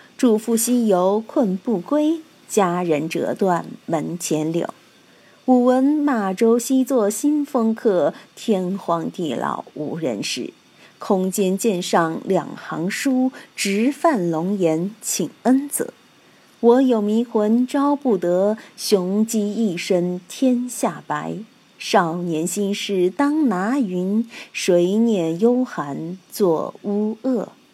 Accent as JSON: {"language": "Chinese", "region": "Sichuan", "country": "China", "said": "我们四川人都是纵目之谜"}